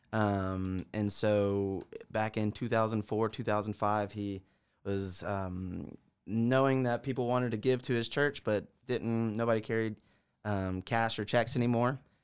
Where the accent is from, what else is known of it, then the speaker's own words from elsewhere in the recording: Augusta, Georgia, United States; also born or lived in South Carolina; born and raised in Augusta.